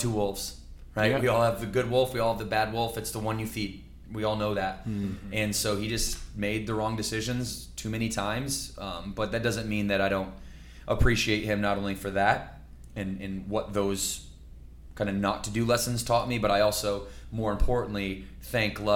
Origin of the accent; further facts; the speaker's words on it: Battle Creek, Michigan, United States; I was born in Battle Creek. At 2 years old, we took off and didn't come back till like fourth or fifth grade